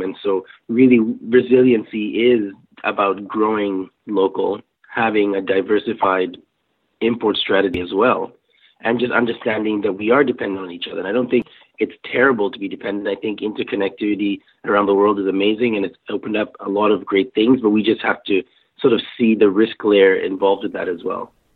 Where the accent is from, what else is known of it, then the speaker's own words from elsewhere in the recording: Kenya; moved away; I grew up in Kenya